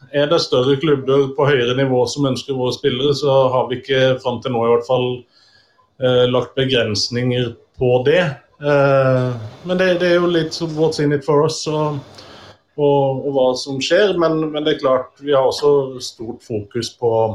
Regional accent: Tvedestrand, Agder, Norway; jeg er ikke Arendalsmann, og det stemmer, jeg er fra Tvedestrand

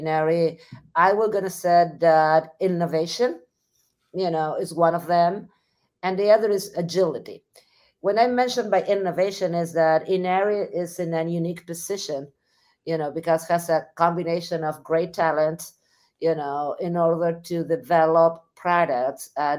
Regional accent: Argentina; moved away as an adult; also born or lived in Missouri, United States; now in United States; I'm originally from Argentina. So I got my education in Argentina

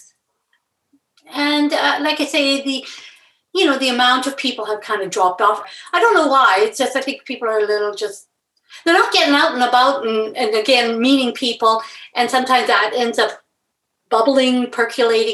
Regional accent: Edmonton, Alberta, Canada; I grew up in Edmonton

